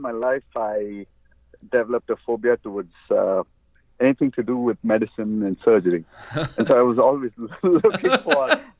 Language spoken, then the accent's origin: English; Bangalore, Karnataka, India; I grew up in Bangalore in India.